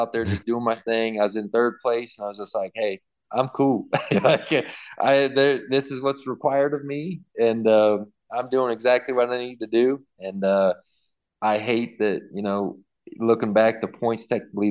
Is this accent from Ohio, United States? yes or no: yes; Athens, Ohio, United States; my my hometown race in Athens, Ohio